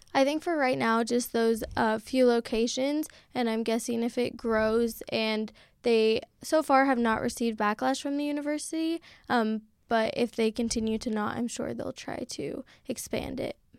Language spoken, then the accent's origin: English; Seattle, Washington, United States; moved away as an adult; now in San Francisco, United States; I'm from Seattle, Washington